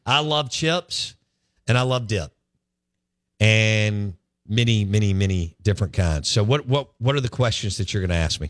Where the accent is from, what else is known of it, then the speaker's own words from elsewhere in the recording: Jackson, Mississippi, United States; I grew up in Bellhaven, okay? And I grew up in that parking lot.